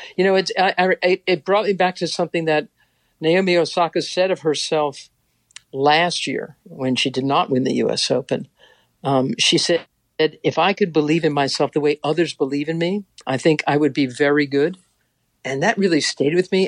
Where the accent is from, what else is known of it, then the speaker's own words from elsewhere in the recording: New York City, New York, United States; I'm a chick from Queens